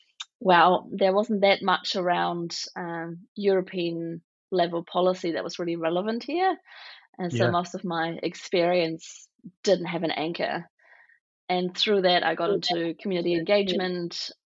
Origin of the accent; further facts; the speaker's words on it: West Berlin, Berlin, Germany; English is a second language; I am originally from West Berlin. I'm born to East German and Egyptian parents, and I sort of grew up towards the end of the Cold War into a very new type of Germany, I suppose.